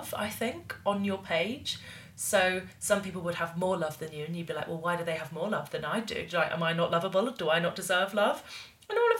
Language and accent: English; Bath, South West England, United Kingdom; it's called The Weir in my hometown